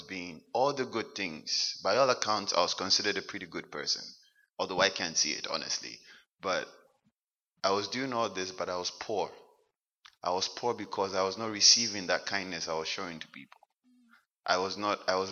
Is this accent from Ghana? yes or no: yes; Ghana; moved away as an adult; now in Halifax, Canada; I was born and raised in Ghana.